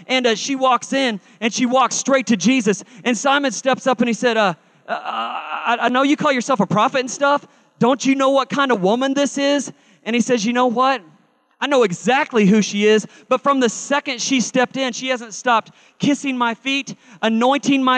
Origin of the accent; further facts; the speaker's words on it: Carl Junction, Missouri, United States; I was raised in Carl Junction, Missouri